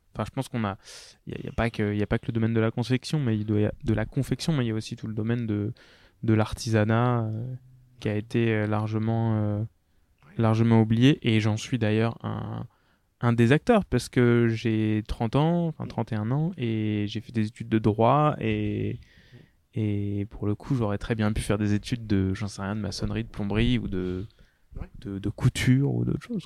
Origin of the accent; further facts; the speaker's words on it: France; je suis français